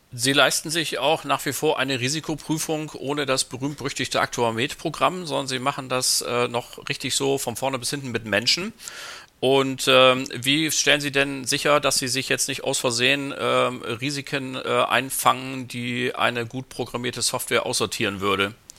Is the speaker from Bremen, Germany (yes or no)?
yes; Bremen, Germany; Meine Heimatstadt